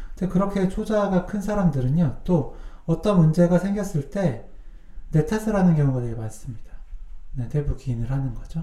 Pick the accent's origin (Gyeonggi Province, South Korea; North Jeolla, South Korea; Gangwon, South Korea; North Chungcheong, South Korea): North Chungcheong, South Korea; Cheongju; accent: Chungcheong dialect; moved away; 청주에서 학교 다녔잖아요